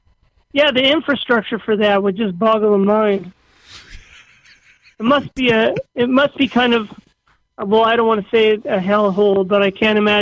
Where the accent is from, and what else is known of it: Thunder Bay, Ontario, Canada; born or raised there